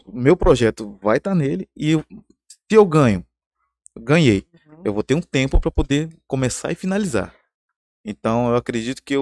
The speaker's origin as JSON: {"language": "Portuguese", "town": "Porto Velho", "region": "Rondônia", "country": "Brazil", "tie": "born or raised there", "also_born_or_lived": "São Paulo", "said": "Eu sou, eu sou eh, rondoniano, né? Eu tô aqui desde pequeno e, e, eu amo essa cidade."}